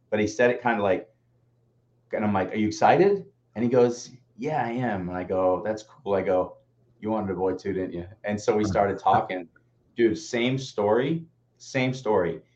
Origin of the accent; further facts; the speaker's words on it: Peabody, Massachusetts, United States; We grew up in Peabody